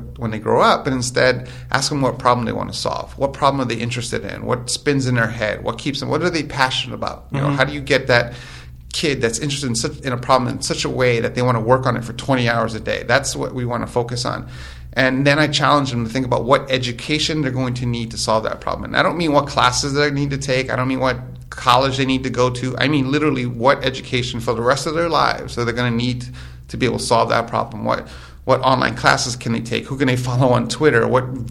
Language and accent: English; New York City, New York, United States; moved away; I'm originally from New York, born mm-hmm. and raised in New York.